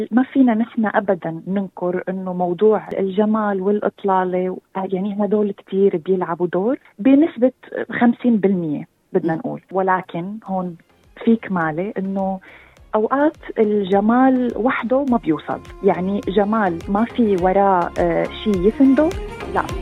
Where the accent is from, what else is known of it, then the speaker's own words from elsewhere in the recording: Syria; also born or lived in Sydney, Australia; now in Australia; من مواليد سيدني أستراليا مغنية كاتبة أغاني ملحنة وكونتنت كرييتر اون تيك توك خريجة أدب إنجليزي من جامعة تشرين في سوريا ومؤخرا عدت الاستقرار بأستراليا